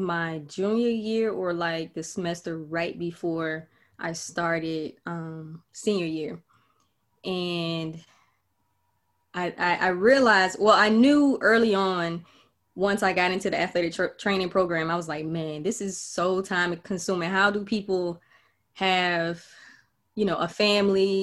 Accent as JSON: {"language": "English", "region": "Florida", "country": "United States", "also_born_or_lived": "Georgia", "moved": "yes", "said": "I'm originally from Florida"}